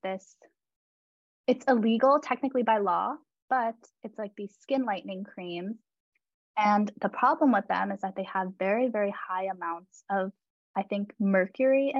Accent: Nepal; I'm from Nepal

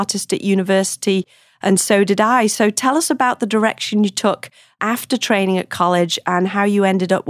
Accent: England, United Kingdom; We are both from England

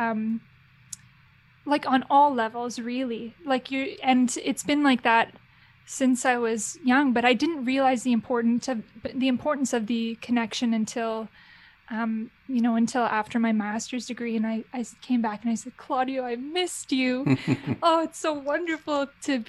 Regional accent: Brampton, Ontario, Canada; also born or lived in Oakville / London; I grew up in Brampton and then moved to Oakville for my high school

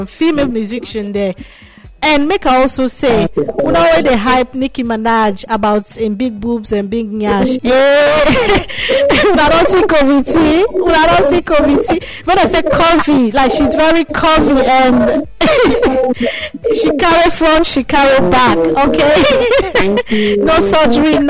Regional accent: Nigeria; accent: Nigerian; my Nigerian accent

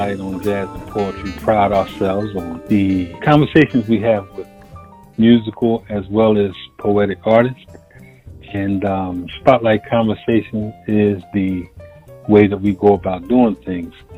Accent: Philadelphia, Pennsylvania, United States; here in the United States, especially, I was born and raised in Philadelphia

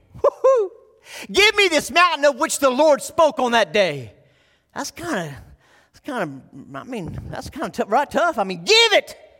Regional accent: Texas, United States; moved away; I'm a Texas boy, I was born in Texas

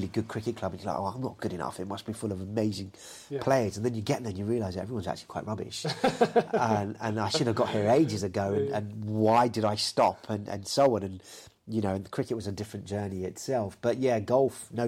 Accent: Kingston upon Thames, London, United Kingdom; moved away as an adult; also born or lived in Saudi Arabia; now in Luton, United Kingdom; Originally, I'm from South London, Southwest London, Kingston

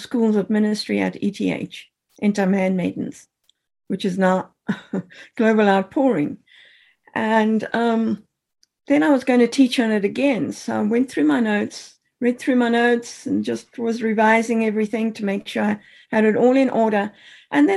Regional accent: Zimbabwe; moved away; I grew up in Rhodesia, which is now Zimbabwe

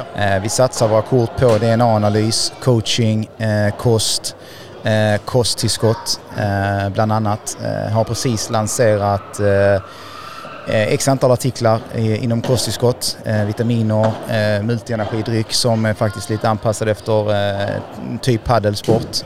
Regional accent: Sweden; vi svenskar

